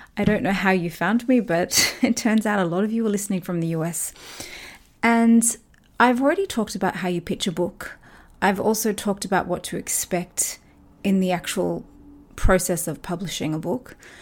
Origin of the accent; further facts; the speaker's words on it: Australia; I talked about my own experiences growing up in Australia